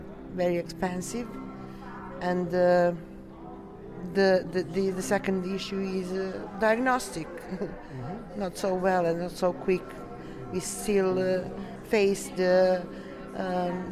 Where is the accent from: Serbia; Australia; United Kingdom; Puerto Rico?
Serbia; I'm from Serbia.